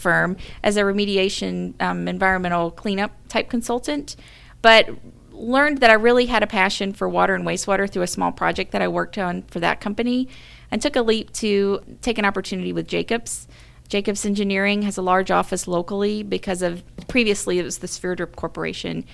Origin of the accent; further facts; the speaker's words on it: Mobile, Alabama, United States; moved away as an adult; also born or lived in Birmingham, Alabama; now in Saint Louis, United States; I grew up in Mobile, Alabama, really close to Mobile Bay